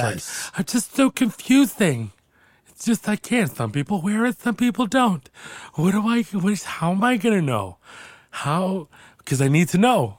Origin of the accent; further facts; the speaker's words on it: India; Well, I don't say we because I'm Indian.